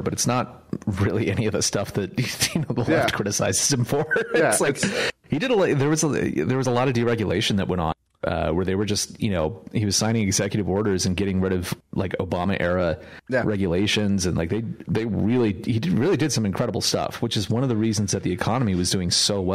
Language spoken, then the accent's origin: English; California, United States; also born or lived in New York; now in Texas, United States; I'm from California, and then I moved to New York, and now I'm a Texan